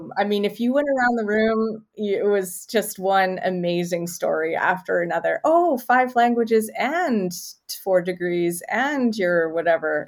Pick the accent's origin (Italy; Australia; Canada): Canada; as a Canadian